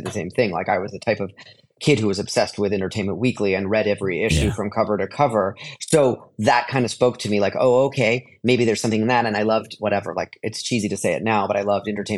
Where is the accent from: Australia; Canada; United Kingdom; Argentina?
Canada; moved away as an adult; also born or lived in Los Angeles, United States / New York, United States; I was growing up in Canada